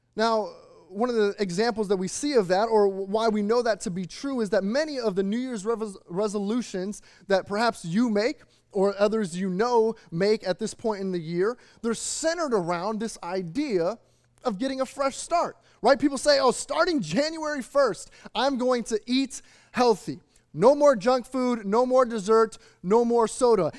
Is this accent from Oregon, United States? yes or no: no; Chicago, Illinois, United States; moved away; growing up in the Midwest outside of the Chicagoland or in the Chicagoland area